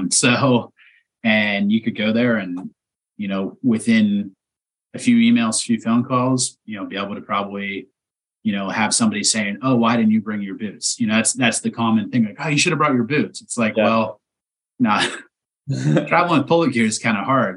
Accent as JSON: {"language": "English", "town": "East Palestine", "region": "Ohio", "country": "United States", "tie": "born or raised there", "moved": "yes", "said": "I'm from a town of 4,500 people, you know, that's my hometown"}